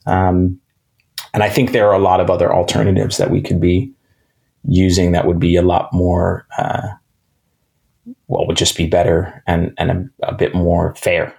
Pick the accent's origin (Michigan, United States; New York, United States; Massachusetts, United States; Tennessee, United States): New York, United States; New York City; I grew up in New York City, in Manhattan, um, in the 80s and 90s